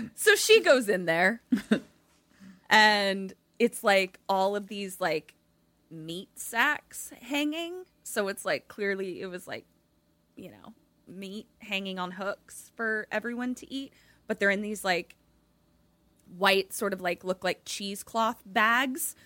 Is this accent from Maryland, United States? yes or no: yes; Baltimore, Maryland, United States; accent: Balmer; my Balmer accent